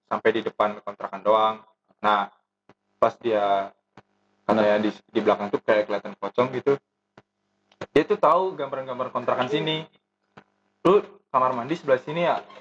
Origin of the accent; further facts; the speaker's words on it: Indonesia; accent: Javanese; maaf maaf kalau bahasa Jawa eh kalau bahasa Indonesia gue terlalu logat bahasa Jawa gitu medok gitu